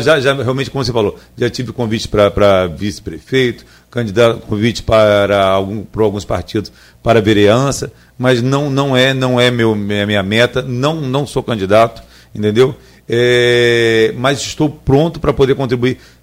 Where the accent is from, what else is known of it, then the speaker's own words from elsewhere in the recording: Campos dos Goytacazes, Rio de Janeiro, Brazil; sou da República do Chuvisco